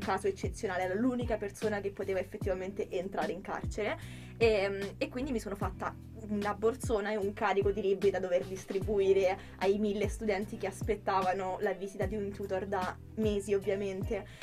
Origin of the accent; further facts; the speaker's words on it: Rome, Lazio, Italy; moved away as an adult; now in Milan, Italy; Io vengo da Roma